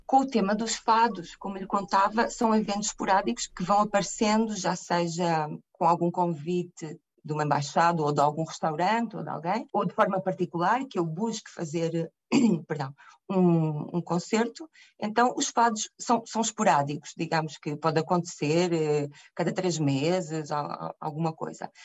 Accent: Portugal; moved away as an adult; also born or lived in Mozambique / Macau; now in Santiago, Chile; Cheguei a Portugal Portugal aos dois e fui até aos oito e depois fui com o meu pai para Macau. E aí vivi há alguns anos, pouco, durante, durante a infância. Regressei a Portugal mais ou menos com 12 anos

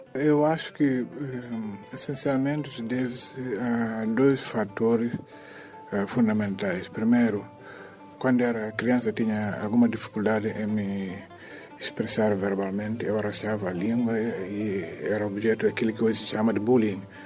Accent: Catió, Tombali, Guinea-Bissau; Eu sou de Catió

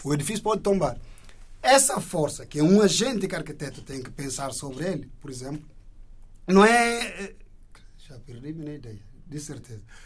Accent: Indonesia; now in Portugal; enquanto indonésio que está aqui de passagem

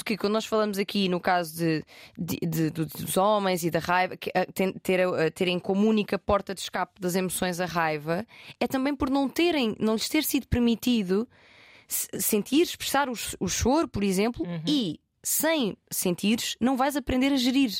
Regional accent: Portugal; sou português e o meu inglês é meio merda

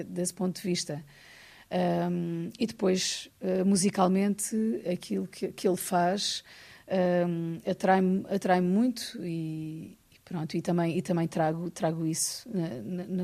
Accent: Ribatejo, Portugal; born there; Aliás, eu, eu nasci no Ribatejo, o meu irmão nasceu em Paredes, ao lado do Porto.

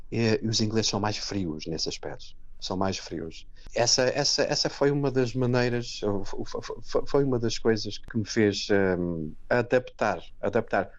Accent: Setúbal, Portugal; moved away as an adult; now in Wellingborough, United Kingdom; sou de Setúbal

